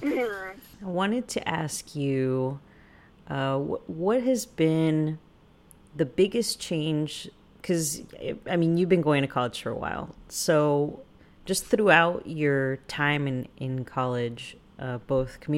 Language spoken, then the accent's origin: English; San Antonio, Texas, United States; both, you know, San Antonians, you know, we're both Texans